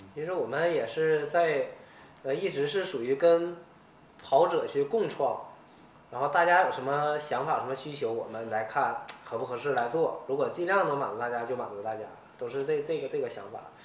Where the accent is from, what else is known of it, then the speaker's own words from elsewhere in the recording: Northeast China, China; 我们东北这边这个 越野赛啊，比赛比较少